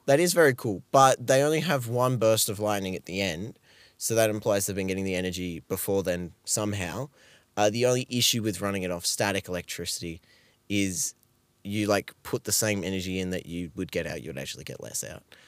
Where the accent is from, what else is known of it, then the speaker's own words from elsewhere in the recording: Australia; as an Australian